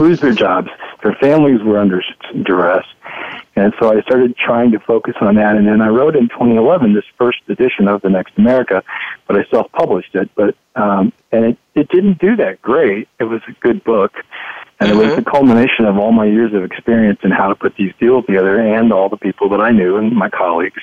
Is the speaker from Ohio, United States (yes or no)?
yes; Dayton, Ohio, United States; I grew up in Dayton, Ohio